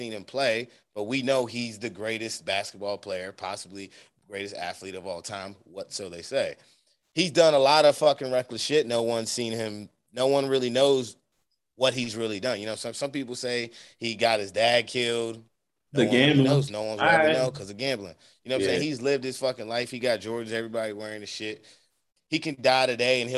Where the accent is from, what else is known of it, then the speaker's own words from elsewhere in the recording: United States; as an American